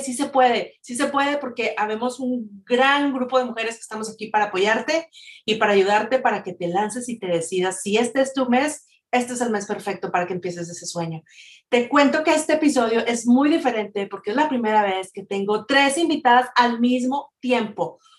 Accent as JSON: {"language": "Spanish", "country": "Mexico", "moved": "yes", "said": "Una de ellas es que somos mexicanas y otra es que estamos viviendo a distancia. Todos estamos lejos de nuestro México lindo y querido"}